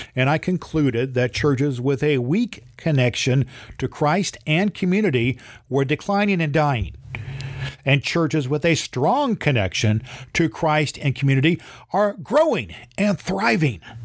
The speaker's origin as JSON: {"language": "English", "town": "Terre Haute", "region": "Indiana", "country": "United States", "tie": "born or raised there", "said": "I was born in Terre Haute, Indiana, and I have served as an ordained elder in the Indiana Conference"}